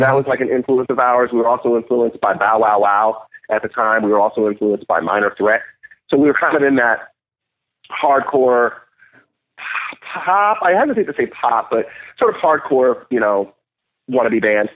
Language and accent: English; Nashville, Tennessee, United States; I was born in Nashville, Tennessee, and um, grew up part of my life on my grandfather's farm, actually